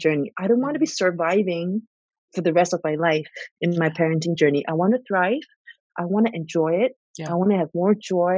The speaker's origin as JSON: {"language": "English", "country": "Singapore", "tie": "born or raised there", "moved": "yes", "said": "my siblings and I were all born and raised in Singapore"}